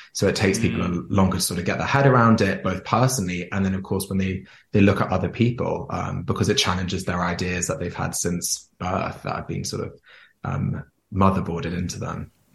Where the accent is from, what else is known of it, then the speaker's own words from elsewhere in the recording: Jersey; I grew up in Jersey. So Jersey is a small island near France